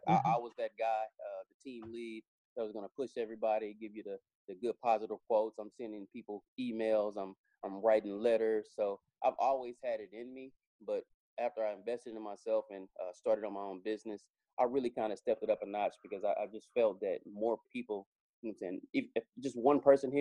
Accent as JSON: {"language": "English", "town": "Dallas", "region": "Texas", "country": "United States", "tie": "born or raised there", "also_born_or_lived": "Georgia", "said": "I'm born and raised in Dallas, Texas."}